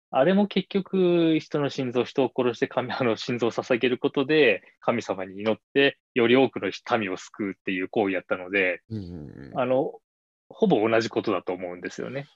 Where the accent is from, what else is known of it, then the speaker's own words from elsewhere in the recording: Shizuoka, Japan; moved away as an adult; also born or lived in Tokyo; 僕は静岡県で生まれて、うんまあ、あの富士山が見える町で育った